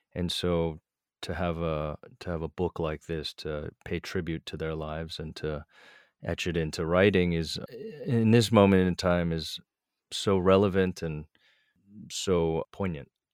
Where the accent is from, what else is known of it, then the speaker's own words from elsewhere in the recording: East Coast, United States; I grew up a kinda very East Coast, you know, late twentieth century kind of upbringing